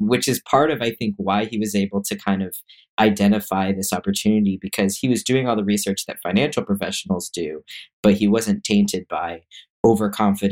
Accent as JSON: {"language": "English", "region": "Washington", "country": "United States", "tie": "born or raised there", "said": "growing up in Washington State"}